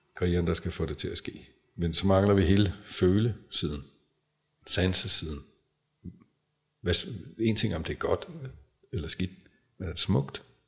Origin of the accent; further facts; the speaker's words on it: Græsted, Capital Region of Denmark, Denmark; nu er jeg jo fra Græsted, mm. øh, og den yngste af fire, det var dengang, der boede 700 mennesker, øh, da jeg blev født i Græsted